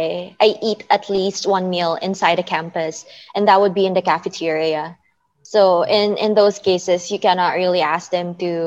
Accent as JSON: {"language": "English", "country": "Philippines", "said": "because when they find out I'm a Filipino, they would always tell me like, oh, but your accent doesn't sound Filipino."}